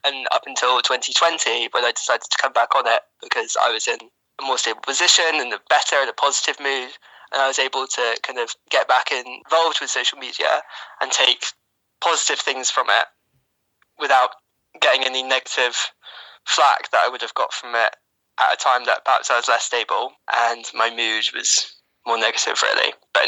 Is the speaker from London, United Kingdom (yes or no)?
yes; London, United Kingdom; I'm 26, I'm from London